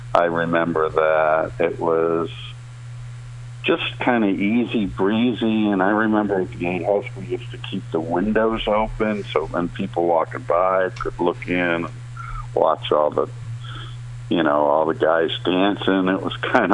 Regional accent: Amherst, Massachusetts, United States; also born or lived in Provincetown; I grew up in Amherst, Massachusetts

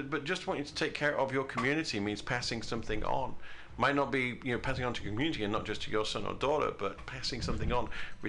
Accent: United Kingdom; now in United States; Before I, you know, became an American, I enjoyed the privileges of being British.

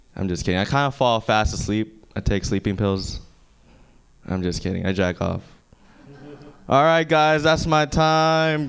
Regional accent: Philippines; moved away; I grew up in the Philippines. I grew up on a farm with my grandpa actually

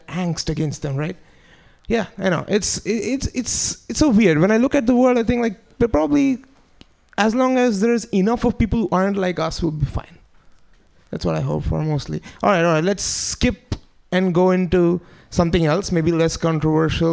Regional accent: India; now in United States; I'm Indian

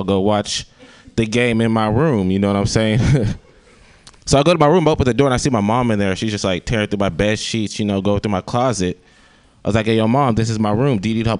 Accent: Sacramento, California, United States; I came out here from Sacramento.

